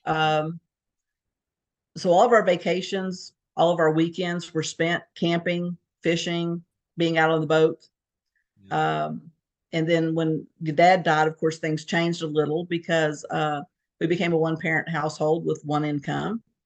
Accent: Fort Smith, Arkansas, United States; moved away as an adult; also born or lived in Fayetteville, Arkansas / Beaumont, Texas / Connecticut / Houston, Texas; We grew up in Fort Smith, Arkansas, which is uh, right on the border of Arkansas, Oklahoma

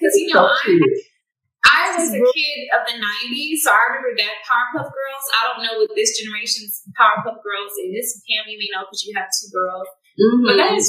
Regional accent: Houston, Texas, United States; moved away as an adult; now in Atlanta, United States; Me and Pamela are both from Houston, Texas originally. I'm out here in Atlanta with you, so I'm out here. I've been here for a couple of years, but we're originally from Houston.

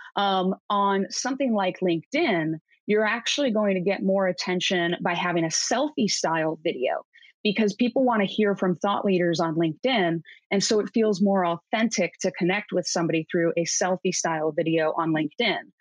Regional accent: Cleveland, Ohio, United States; moved away as an adult; now in Seattle, United States; I grew up in Cleveland, graduated Cleveland State University

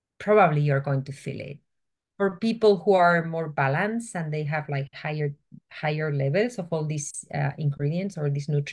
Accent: Spain; moved away; I'm originally from Spain

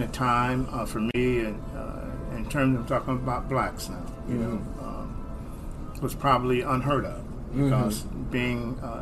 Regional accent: Toledo, Ohio, United States; I was born in Ohio, Toledo

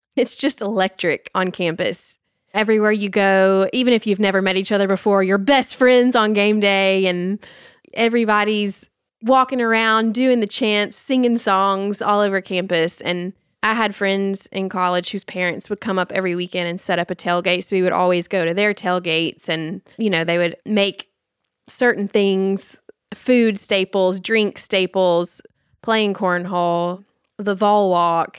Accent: Nashville, Tennessee, United States; I am born and raised fifth generation Nashvilleian

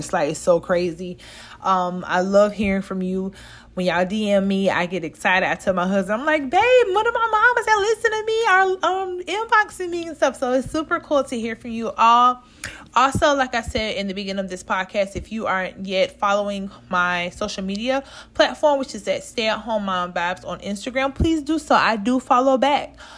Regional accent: the South, Southern United States, United States; from down south

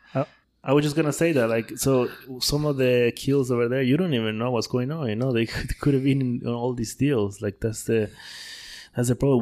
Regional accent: Tabasco, Mexico; English is a second language; moved away as an adult; also born or lived in Puebla, Mexico / Turin, Italy; now in Playa del Carmen, Mexico; Born and raised in Tabasco

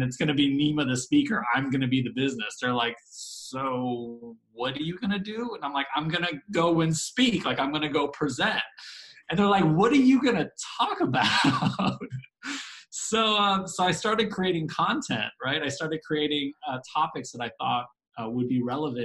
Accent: Bay Area, Northern California, United States; moved away as an adult; now in Dallas, United States; I grew up in the Bay Area, moved to Dallas in 2010

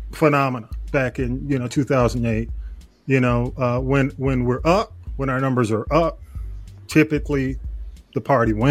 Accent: Atlanta, Georgia, United States; because I came from Atlanta.

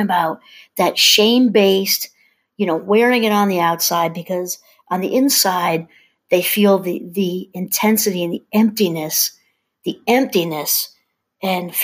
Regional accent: New York, United States; I'm from New York

